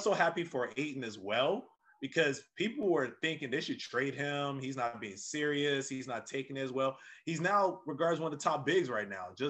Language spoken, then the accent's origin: English; Nigeria; moved away; I'm Nigerian